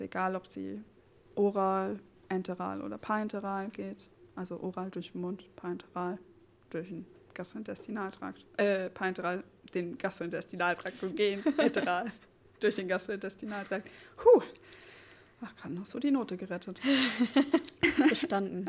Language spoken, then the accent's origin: German; Seligenstadt, Hesse, Germany; moved away as an adult; also born or lived in Frankfurt am Main / Oldenburg; now in Neubrandenburg, Germany; komme gebürtig aus Frankfurt am Main, äh, beziehungsweise aus Seligenstadt